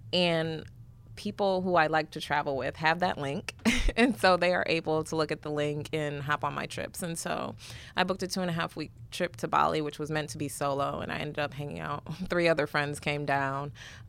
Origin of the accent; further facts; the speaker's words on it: Detroit, Michigan, United States; So I grew up in Detroit to Ugandan immigrants.